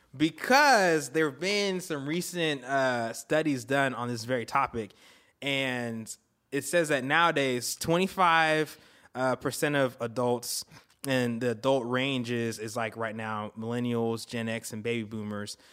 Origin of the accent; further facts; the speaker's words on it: Florida, United States; moved away; also born or lived in Antigua; I was born in Antigua, grew up in Florida.